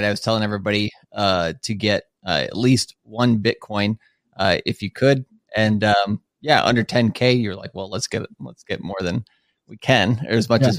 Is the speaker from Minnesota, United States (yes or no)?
yes; Minnesota, United States; moved away as an adult; now in Tokyo, Japan; I'm from Minnesota originally. I've been living in Tokyo now for about 10 years